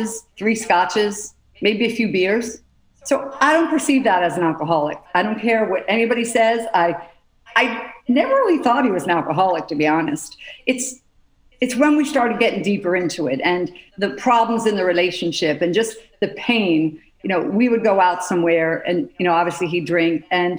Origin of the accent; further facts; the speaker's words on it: Pennsylvania, United States; I grew up in Pennsylvania, six children.